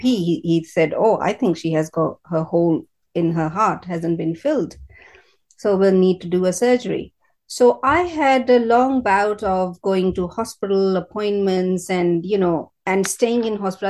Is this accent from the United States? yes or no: no; India; moved away as an adult; now in United Kingdom; I am from India. Yeah. Bo- born and brought up in India, first 25 years there, now 25 years in British Britain